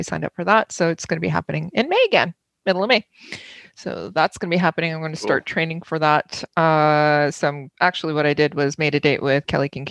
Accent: Germany; I was born in Germany

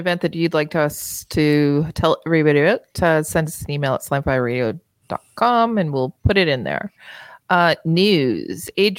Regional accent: Canada; Because we're Canadian.

